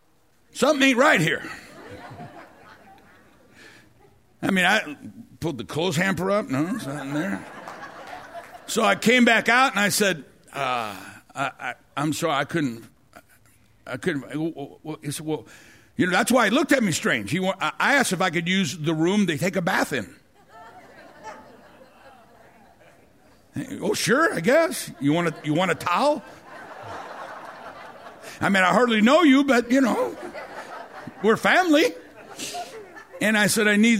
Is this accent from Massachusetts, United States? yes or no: no; St. Louis, Missouri, United States; I'm from South St. Louis